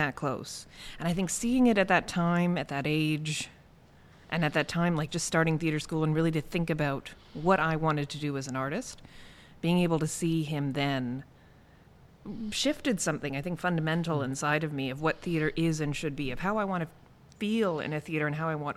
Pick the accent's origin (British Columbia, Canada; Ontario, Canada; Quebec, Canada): Ontario, Canada; Mississauga; I'm from Mississauga